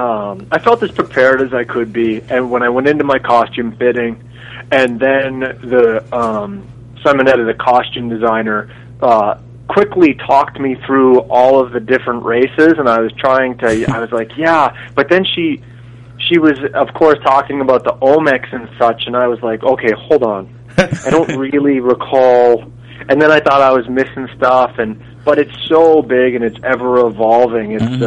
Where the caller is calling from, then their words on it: Toronto, Ontario, Canada; I'm calling from Toronto.